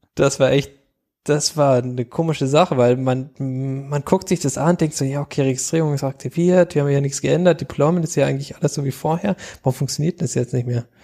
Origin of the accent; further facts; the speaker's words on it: Germany; wir als Deutsche